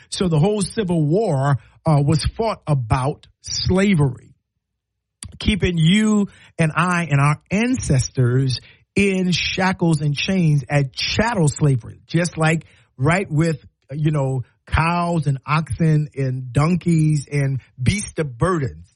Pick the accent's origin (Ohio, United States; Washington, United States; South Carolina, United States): South Carolina, United States; now in Alabama, United States; I'm from South Carolina